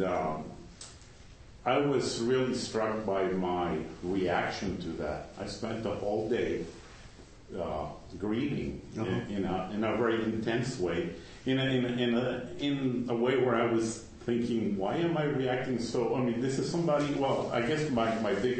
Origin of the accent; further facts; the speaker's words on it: Cuba; moved away; I have a cousin that I grew up with in Cuba many years ago.